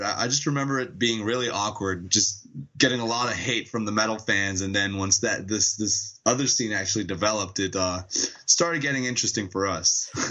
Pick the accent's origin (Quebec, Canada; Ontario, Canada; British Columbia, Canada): Quebec, Canada; Montreal; Montreal mostly, or around Montreal. But yes, we are all French Canadians from Montreal.